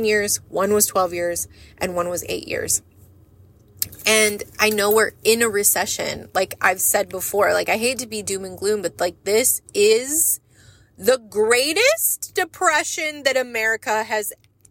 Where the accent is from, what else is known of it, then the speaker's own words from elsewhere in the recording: United States; We as the American people